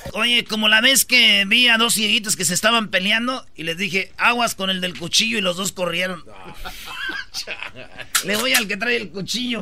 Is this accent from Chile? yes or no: no; Michoacán, Mexico; somos de Michoacán, somos muchos